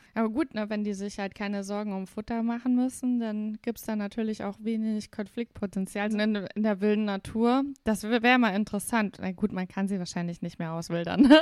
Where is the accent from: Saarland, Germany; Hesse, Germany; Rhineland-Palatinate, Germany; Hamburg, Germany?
Saarland, Germany; accent: Saarländisch Platt; wir sagen zu unserem Dialekt auch platt.